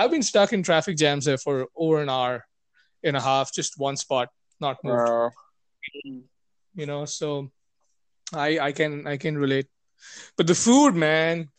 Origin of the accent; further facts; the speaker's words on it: India; I'm Indian